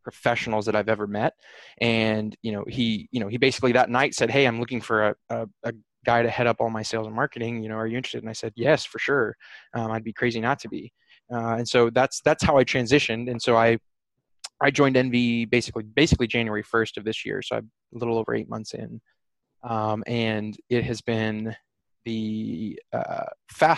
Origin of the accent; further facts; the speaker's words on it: Phoenix, Arizona, United States; I grew up in Phoenix and I went to Northern Arizona University